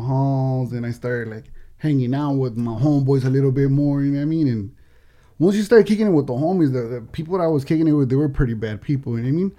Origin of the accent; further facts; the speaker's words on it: Oxnard, California, United States; I'm from El Rio gang, right? So in Oxnard